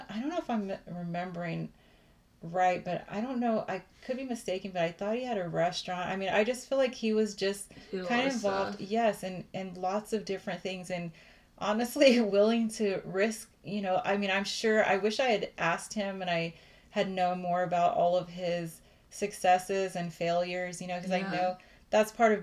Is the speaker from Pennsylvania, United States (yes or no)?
no; Austin, Texas, United States; I was born in Austin, Texas. So I am a Texas girl